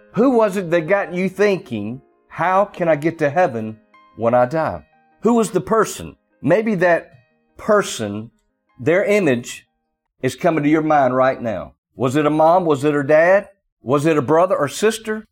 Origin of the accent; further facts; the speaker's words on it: the South, United States; accent: strong Southern drawl; I have somewhat of a strong Southern drawl.